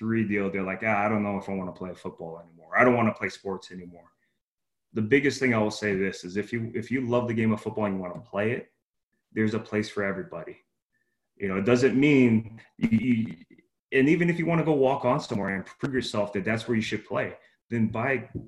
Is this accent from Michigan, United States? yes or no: no; Hawaii, United States; moved away; I'm Hawaiian, so that's my Polynesian descent. I'm Hawaiian. So, you know, back home in Hawaii, it's about, you respect your elders